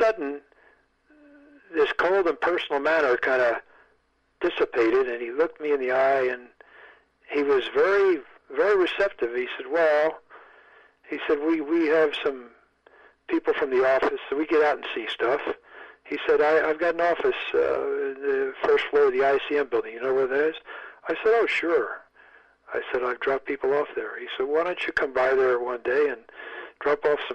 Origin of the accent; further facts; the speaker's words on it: United States; I'm an American.